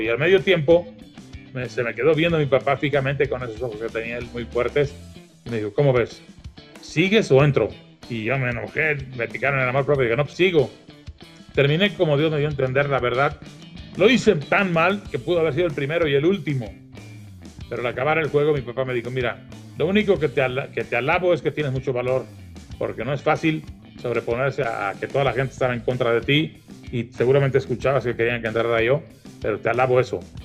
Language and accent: Spanish; Iguala, Guerrero, Mexico; moved away; Iguala, de mi pueblo